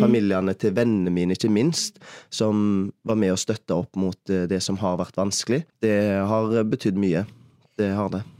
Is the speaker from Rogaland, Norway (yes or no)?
yes; Haugesund, Rogaland, Norway; moved away as an adult; also born or lived in Bergen; har flytta hjem igjen til Haugesund etter 6-7 år vekke